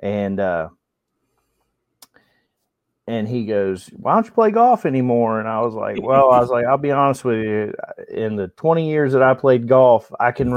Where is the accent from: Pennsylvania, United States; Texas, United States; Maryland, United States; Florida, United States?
Florida, United States; Tallahassee; I'm from Tallahassee, Florida originally. Grew up here, went to college at Florida State